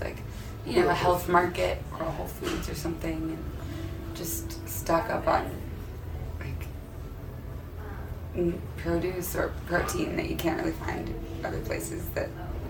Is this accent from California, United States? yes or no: no; Chicago, Illinois, United States; We're from Chicago. And he's like, you know, a a hero from where we grew up.